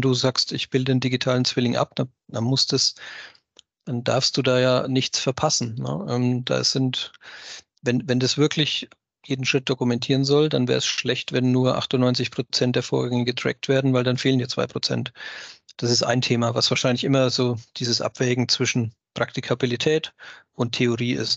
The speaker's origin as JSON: {"language": "German", "country": "Germany", "said": "bei uns in Deutschland"}